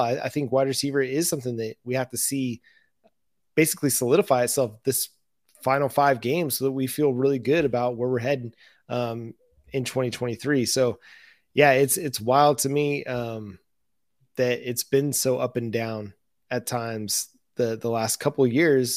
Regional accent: West Coast, United States; also born or lived in Texas; now in Oklahoma, United States; growing up on the West Coast in the, in the desert, living in Texas and now Oklahoma

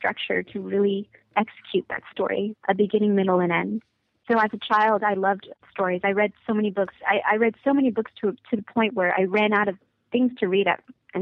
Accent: United States; also born or lived in California / Florida; I was born in America, and I had a really tough time relating to a lot of people at my school, because when I was in California, there was nothing but Asian people at my school

